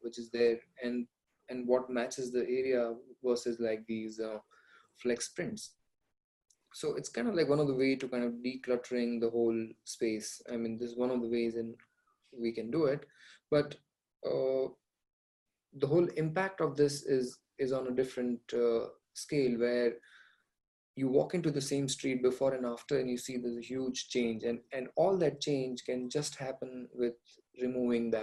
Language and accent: English; Saurashtra, Gujarat, India; I am from Saurashtra